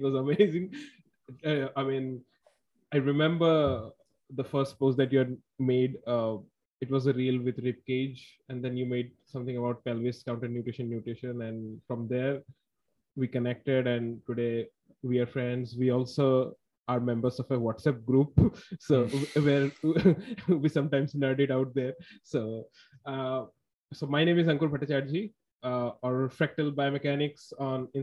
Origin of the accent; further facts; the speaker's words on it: Guwahati, Assam, India; now in Bangalore, India; I'm from India. My hometown is a city named Guwahati in the northeast of India. And I currently work in a city named Bangalore